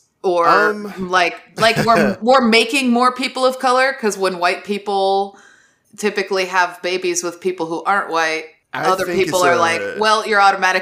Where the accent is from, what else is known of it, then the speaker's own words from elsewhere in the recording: Southwest, United States; the Southwest. That's where I'm from, is the Southwest.